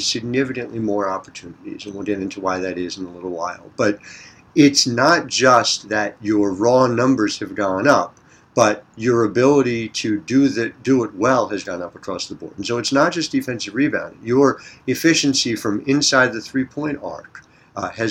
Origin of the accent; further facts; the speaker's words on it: New Jersey, United States; a fellow Jersey product, much like myself